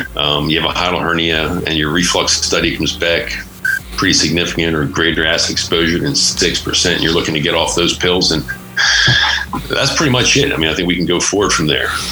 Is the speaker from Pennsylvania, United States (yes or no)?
yes; just north of Philadelphia, Pennsylvania, United States; moved away as an adult; also born or lived in Pittsburgh, Pennsylvania / Virginia; now in Nevada, United States; I grew up uh, just north of Philadelphia, some oh. big suburbs out there, the East Coast